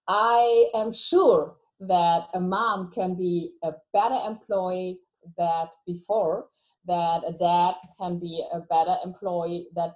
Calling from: Hesse, Germany; So I call from Germany. I live in a little town next to Frankfurt.

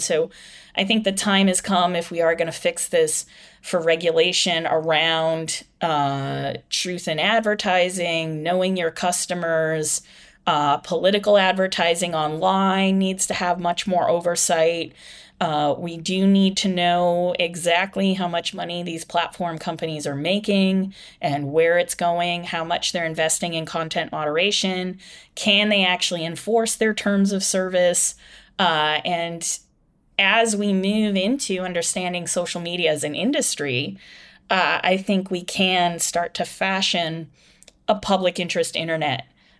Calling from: Ireland; I'm calling you from Ireland right now.

